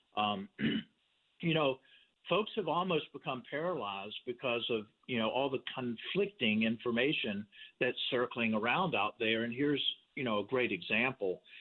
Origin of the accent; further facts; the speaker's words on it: Richmond, Virginia, United States; I was born in Richmond, Virginia.